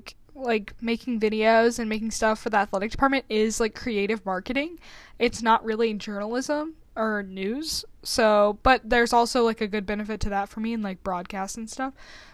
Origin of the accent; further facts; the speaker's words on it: Memphis, Tennessee, United States; moved away as an adult; now in Tuscaloosa, United States; Like I said earlier, I'm Alice's digital director. I'm from Memphis, Tennessee, and I'm now a senior here at Alabama.